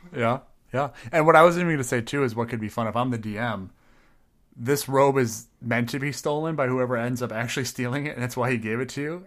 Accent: Midwest, United States; I may be Midwestern

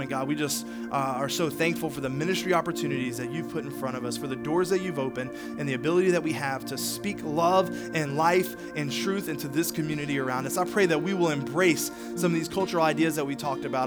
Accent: Charlotte, North Carolina, United States; moved away as an adult; now in Greenwood, United States; I'm originally from the Charlotte area

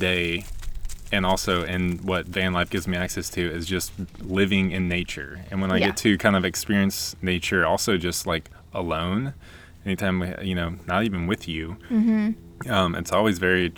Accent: Nashville, Tennessee, United States; moved away as an adult; we're from Nashville, Tennessee. Lived there for, like, 28 years of my life.

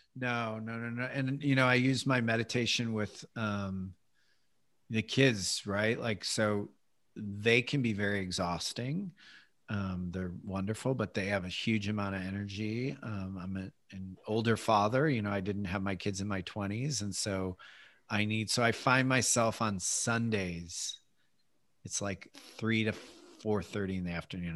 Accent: Midwest, United States; as a boy growing up in the Midwest

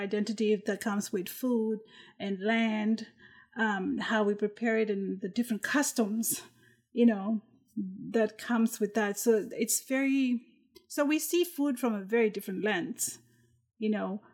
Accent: Vanuatu; I'm from Vanuatu

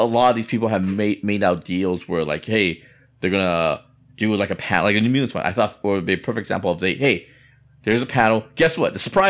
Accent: Taiwan; moved away; My home country, Taiwan.

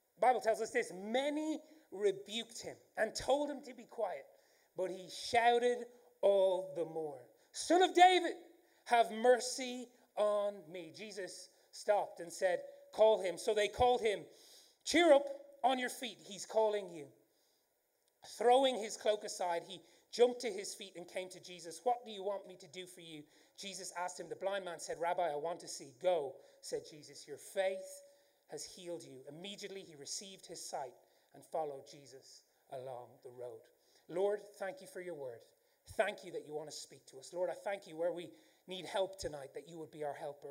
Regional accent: Ireland; accent: Irish; I do have an Irish accent

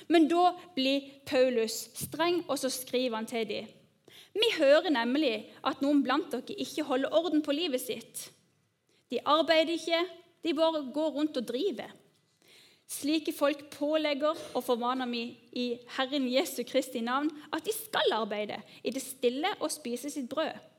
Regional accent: Norway; oss som nordmenn

